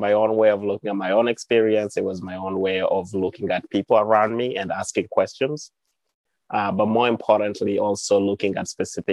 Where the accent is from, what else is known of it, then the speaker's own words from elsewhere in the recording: Uganda; moved away as an adult; also born or lived in Montezuma, New Mexico; now in United States; my own journey growing up in Uganda